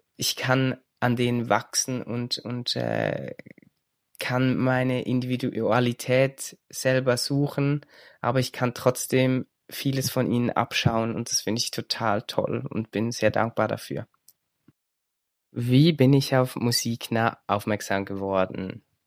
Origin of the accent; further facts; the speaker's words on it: Switzerland; ich komme aus der Schweiz.